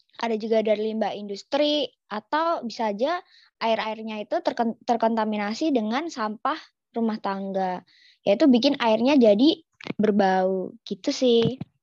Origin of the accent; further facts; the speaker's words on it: Yogyakarta, Special Region of Yogyakarta, Indonesia; aku nih kan orang Jogja